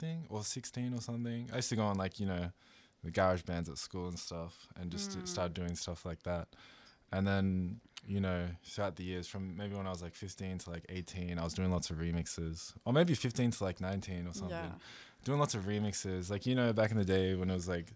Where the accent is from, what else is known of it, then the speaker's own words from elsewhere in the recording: Canberra, Australian Capital Territory, Australia; now in Melbourne, Australia; we're both from Canberra.